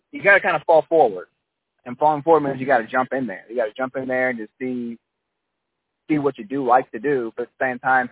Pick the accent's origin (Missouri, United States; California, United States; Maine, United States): Missouri, United States; St. Louis; where I'm from St. Louis, Missouri.